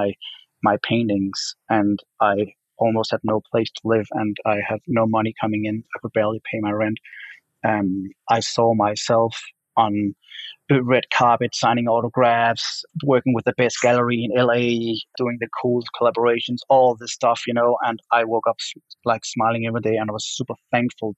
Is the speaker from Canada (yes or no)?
no; Denmark; moved away as an adult; now in Los Angeles, United States; I only had like 1 year back in my home country, Denmark, doing my art